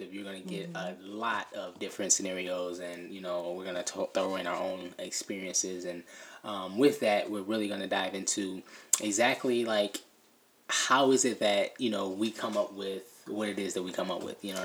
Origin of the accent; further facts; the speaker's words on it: Detroit, Michigan, United States; moved away as an adult; also born or lived in DR; I am from the Detroit area. Born and raised.